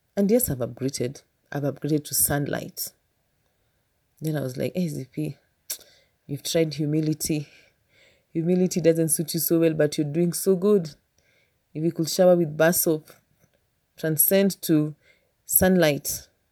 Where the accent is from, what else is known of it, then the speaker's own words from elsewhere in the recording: Kenya; I know my people. I'm a Kenyan